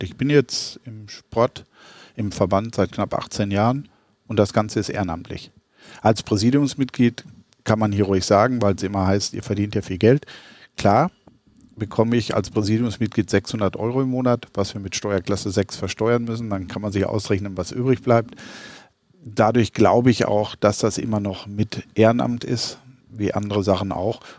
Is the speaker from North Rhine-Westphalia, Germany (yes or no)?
yes; Arnsberg, North Rhine-Westphalia, Germany; born there; moved away as an adult; now in Middle Franconia, Germany; Also ich bin Jahrgang 1958, also nicht mehr der Jüngste, geboren in Arnsberg in Westfalen, falls die, die den mittelfränkischen Dialekt etwas äh, vermissen. Bin seit 1982 jetzt in Mittelfranken